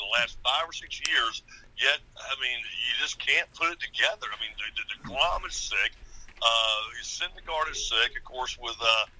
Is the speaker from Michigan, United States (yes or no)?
no; Statesboro, Georgia, United States; And I was born in the Bullitt County Hospital in Statesboro, Georgia in 1974.